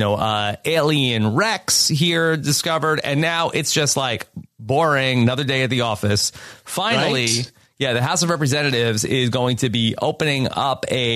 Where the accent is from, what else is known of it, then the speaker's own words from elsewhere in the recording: New York, United States; In my home state